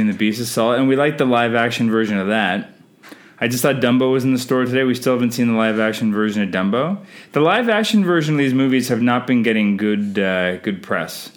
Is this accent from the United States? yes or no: no; Canada; I'm Canadian filmmaker